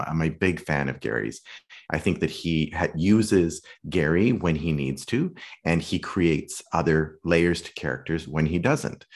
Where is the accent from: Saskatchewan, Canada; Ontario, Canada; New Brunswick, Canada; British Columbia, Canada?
Saskatchewan, Canada; Saskatoon; moved away as an adult; also born or lived in London / New York / Malibu; now in Los Angeles, United States; I grew up in Canada, in Western Canada, in a great little city called Saskatoon.